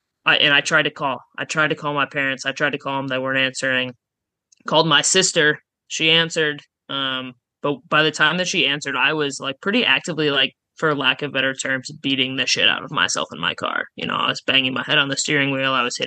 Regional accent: Oskaloosa, Iowa, United States; also born or lived in Jefferson City, Missouri; now in Des Moines, United States; I'm from Oskaloosa

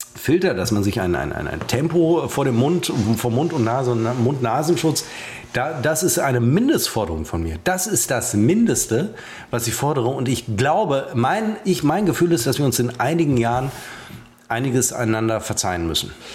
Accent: Münster, North Rhine-Westphalia, Germany; bei uns in Münster

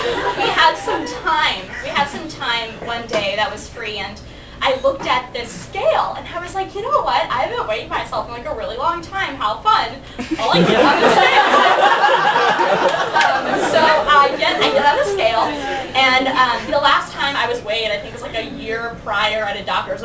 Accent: Chicago suburb, Illinois, United States; moved away as an adult; now in Chapel Hill, United States; I'm from Chicago, but really a suburb

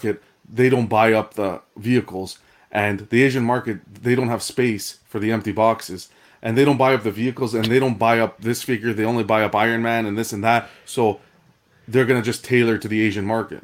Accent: Canada; I'm a Canadian collector.

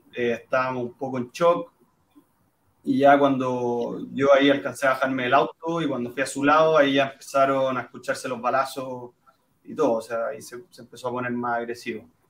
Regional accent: Chile; como chilenos

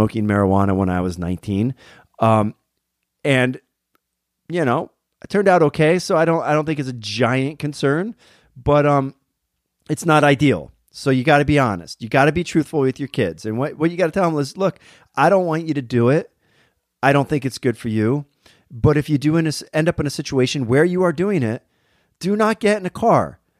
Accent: Berwick, Pennsylvania, United States; moved away; my hometown in Berwick, Pennsylvania

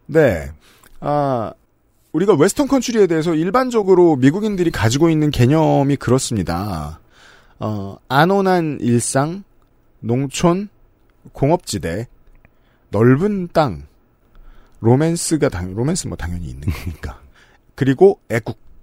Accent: South Korea; 저는 그냥 한국인이니까

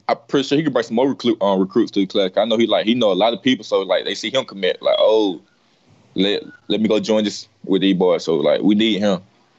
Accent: Georgia, United States; born or raised there

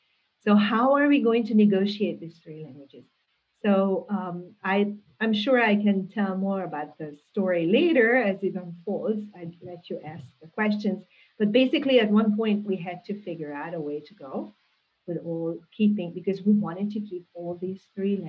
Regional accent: Hungary; first language Hungarian; English is a second language; moved away as an adult; now in Urbana-Champaign, United States; I grew up in a bilingual Hungarian-German village

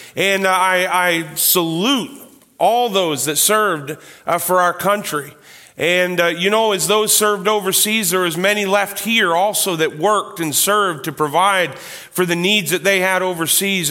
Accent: Canada; I am a proud Canadian.

